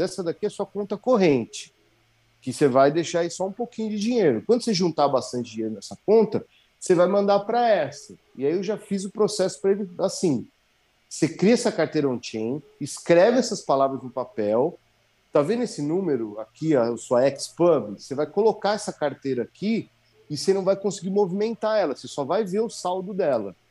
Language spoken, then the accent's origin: Portuguese; Brazil; now in Jericoacoara, Brazil; sou brasileiro